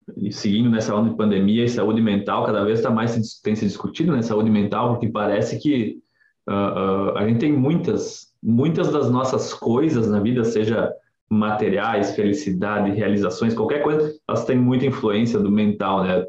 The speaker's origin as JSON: {"language": "Portuguese", "town": "Nova Prata", "region": "Rio Grande do Sul", "country": "Brazil", "tie": "born or raised there", "also_born_or_lived": "Porto Alegre / Santa Catarina", "moved": "as an adult", "said": "eu sou natural de Nova Prata e estudava em Porto Alegre e trabalhei alguns anos em Santa Catarina"}